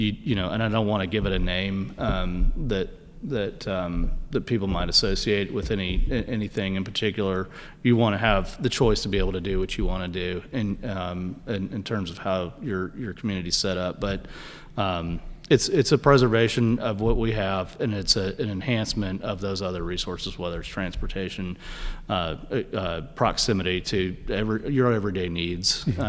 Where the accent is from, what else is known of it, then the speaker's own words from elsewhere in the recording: Houston, Texas, United States; I'm from Houston, kind of a slash and burn, no zoning and codes.